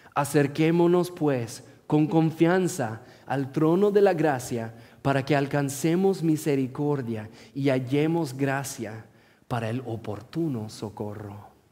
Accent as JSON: {"language": "Spanish", "town": "Portland", "region": "Oregon", "country": "United States", "tie": "born or raised there", "also_born_or_lived": "Morelia, Michoacán, Mexico", "second_language": "Spanish", "said": "Soy oriundo de Portland"}